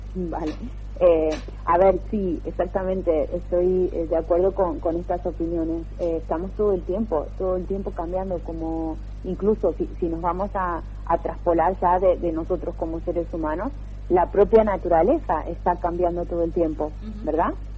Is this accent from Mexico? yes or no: no; Argentina; moved away as an adult; also born or lived in England; now in Barcelona, Spain; si bien soy argentina hace más de 10 años que vivo aquí en, Europa